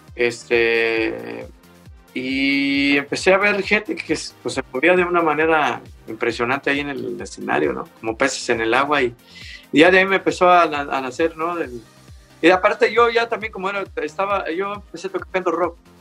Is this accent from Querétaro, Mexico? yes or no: no; Mexico City, Mexico; yo nací un 16 de diciembre de 1958 en la Ciudad de México. Ah, entonces, México Distrito Federal.